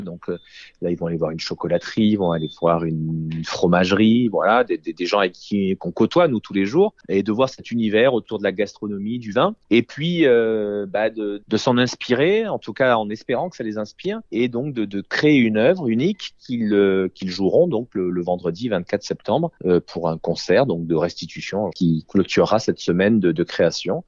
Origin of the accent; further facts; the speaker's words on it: Courthézon, Provence-Alpes-Côte d'Azur, France; j'ai grandi euh, à Beaucastel